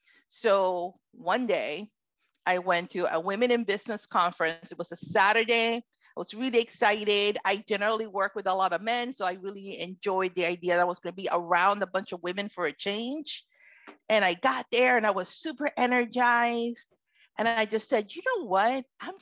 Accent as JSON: {"language": "English", "region": "Florida", "country": "United States", "tie": "born or raised there", "also_born_or_lived": "Puerto Rico", "lives_now": "Connecticut, United States", "said": "I am Puerto Rican, from Puerto Rican descent. I was born in Puerto Rico, moved to the United States mainland at about age 11, and grew up in Florida, and somehow I've ended up in Connecticut."}